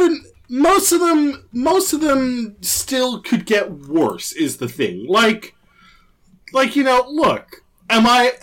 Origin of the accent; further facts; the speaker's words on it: Canada; I'm Canadian